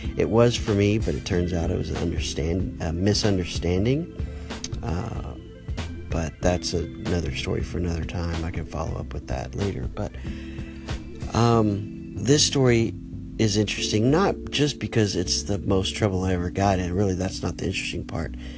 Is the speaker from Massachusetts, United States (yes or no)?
no; Texas, United States; me growing up in Texas